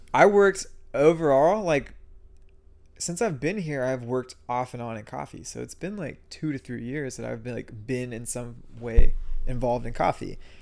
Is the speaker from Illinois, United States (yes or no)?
no; San Antonio, Texas, United States; also born or lived in New York City; I grew up in San Antonio